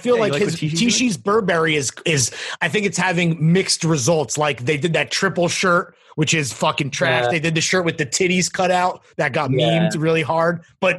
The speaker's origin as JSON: {"language": "English", "country": "United States", "said": "we're from America"}